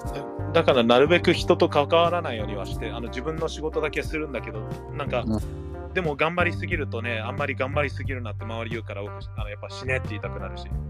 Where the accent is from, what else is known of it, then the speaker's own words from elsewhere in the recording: United States; moved away as an adult; now in Japan; アメリカから来てる